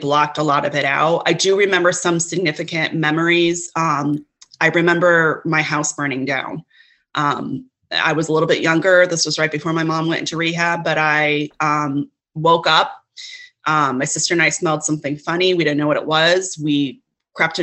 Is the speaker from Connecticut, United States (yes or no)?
yes; Connecticut, United States; also born or lived in Brooklyn, New York; now in Cape Cod, United States; I was born in Connecticut.